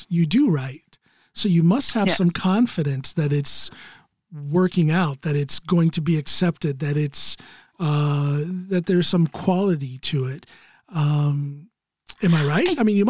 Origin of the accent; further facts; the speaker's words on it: Ohio, United States; around my hometown in Ohio